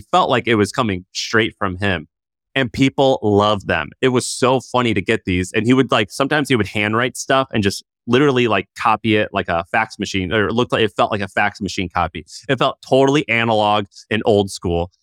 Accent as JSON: {"language": "English", "region": "Missouri", "country": "United States", "moved": "yes", "said": "I'm from Missouri"}